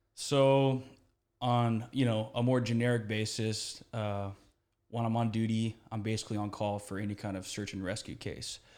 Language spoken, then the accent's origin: English; Houston, Texas, United States; moved away as an adult; I grew up here in Houston